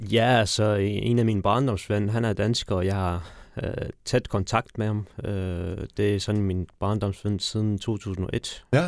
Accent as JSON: {"language": "Danish", "region": "Kabul", "country": "Afghanistan", "tie": "born or raised there", "moved": "yes", "lives_now": "Denmark", "said": "jeg er født i Afghanistan"}